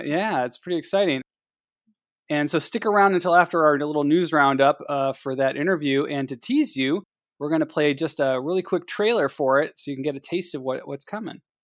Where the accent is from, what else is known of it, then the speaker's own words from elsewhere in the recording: Ohio, United States; I'm from Ohio